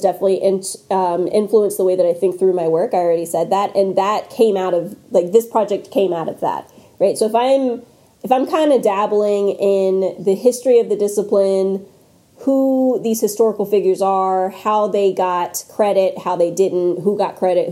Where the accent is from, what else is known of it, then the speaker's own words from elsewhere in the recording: North Carolina, United States; I'm also from North Carolina, and the part of the state that I am from is very basketball obsessed.